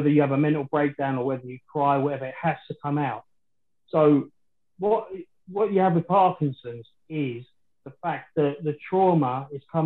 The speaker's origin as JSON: {"language": "English", "region": "London", "country": "United Kingdom", "tie": "born or raised there", "said": "I was born in West Ham, in the old Plasto Hospital, which sits over Upton Park"}